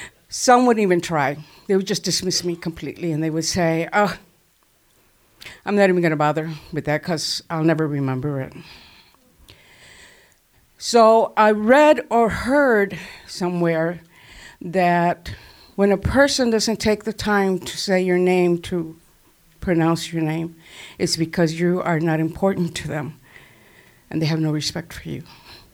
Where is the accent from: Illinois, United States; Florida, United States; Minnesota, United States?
Illinois, United States; Chicago Heights; also born or lived in Cotulla, Texas; So I grew up in Chicago Heights, in a Tejano community surrounded by my people.